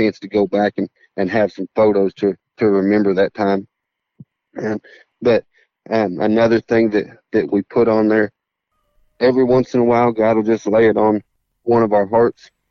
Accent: Oklahoma, United States; now in Texas, United States; I'm from Oklahoma, but I'm a Texan now

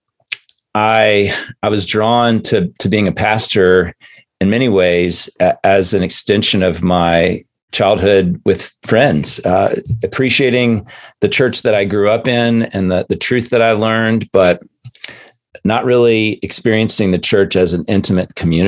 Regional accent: Chattanooga, Tennessee, United States; moved away; also born or lived in Chicago / Philadelphia; I grew up in Chattanooga

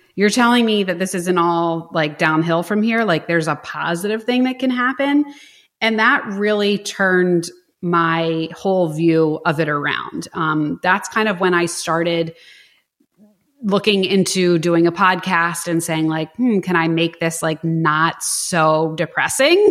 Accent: Philadelphia, Pennsylvania, United States; I'm like from Philadelphia

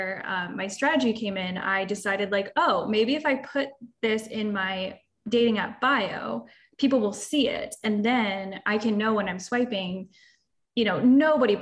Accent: Florida, United States; we're both from Florida

